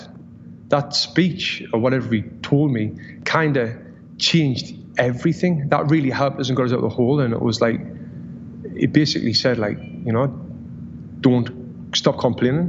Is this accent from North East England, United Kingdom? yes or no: yes; Sunderland, North East England, United Kingdom; moved away as an adult; now in United States; In my hometown in Sunderland, I was the only ever Olympian from the city